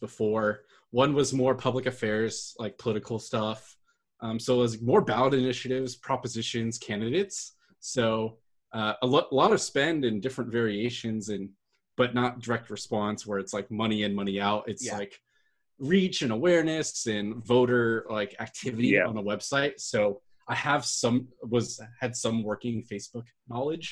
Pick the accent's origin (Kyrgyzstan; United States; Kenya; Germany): United States; Bay Area, California; also born or lived in Sacramento, California; I grew up in the Bay Area in California.